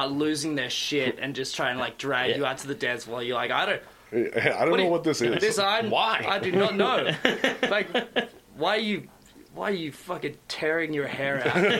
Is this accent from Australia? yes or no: yes; Australia; now in Nelson, Canada; I'm an Australian living in Nelson in BC, Canada